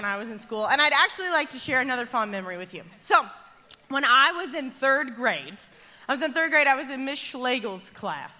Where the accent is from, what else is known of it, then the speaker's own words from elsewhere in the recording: Arkansas, United States; I grew up in Arkansas.